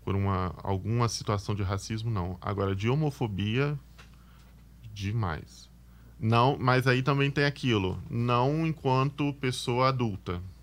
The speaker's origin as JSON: {"language": "Portuguese", "town": "Vila Velha", "region": "Espírito Santo", "country": "Brazil", "tie": "born or raised there", "also_born_or_lived": "Jardim Colorado, Vila Velha", "said": "Eu sou da Ilha dos Bentos, Vila Velha. Na verdade, eu nasci em Jardim Colorado, lá, e aí eu morei em Jardim Colorado até os oito anos de idade, mas de Colorado eu fui para Ilha dos Bentos bem novinho"}